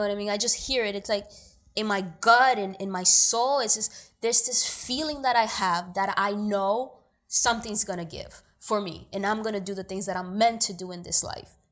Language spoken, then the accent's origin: English; New York City, New York, United States; also born or lived in Dominican Republic; I was born in Dominican Republic, but I grew up in New York